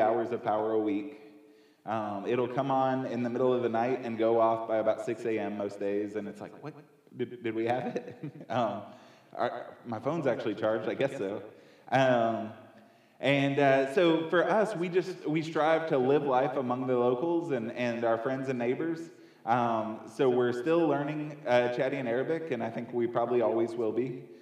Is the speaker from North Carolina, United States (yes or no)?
yes; near Boone, Western North Carolina, United States; I grew up here in Western North Carolina, uh, closer to Boone